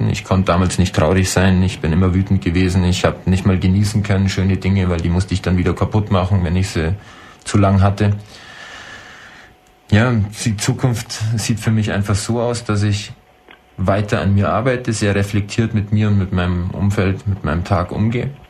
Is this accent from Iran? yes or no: no; Croatia; now in Germany; weil ich war mal 22 Monate in meiner Heimat ähm, Soldat in Kroatien im Bürgerkrieg.